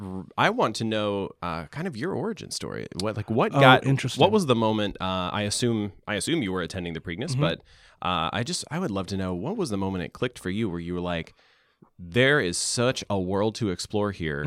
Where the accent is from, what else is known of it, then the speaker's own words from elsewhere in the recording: the South, United States; Growing up in the South, there's a huge difference in what you're expected to wear and how you're expected to comport yourself